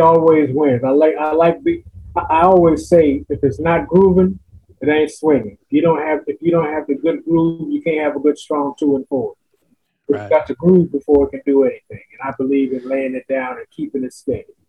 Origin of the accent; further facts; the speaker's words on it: Los Angeles, California, United States; moved away as an adult; also born or lived in Las Vegas, Nevada; now in Woodbridge, United States; Born and raised in Los Angeles, California